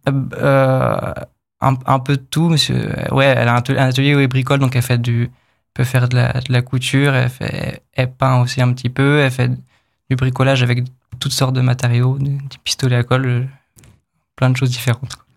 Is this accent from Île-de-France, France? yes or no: no; Pays de la Loire, France; moved away as an adult; also born or lived in Angoulême; now in Épinal, France; Moi, je viens du, du coup, des Pays de la Loire, dans l'ouest de la France